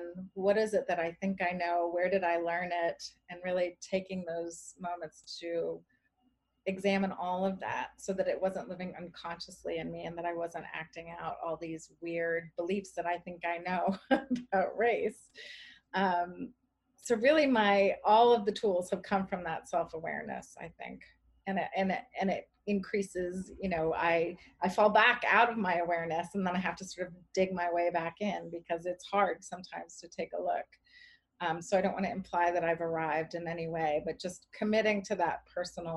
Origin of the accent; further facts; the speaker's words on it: Charlottesville, Virginia, United States; now in Cambridge, United States; I grew up in Charlottesville, Virginia